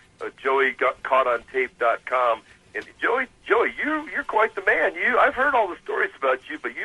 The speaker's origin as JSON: {"language": "English", "town": "Phoenix", "region": "Arizona", "country": "United States", "tie": "born or raised there", "said": "I was born and raised in Phoenix."}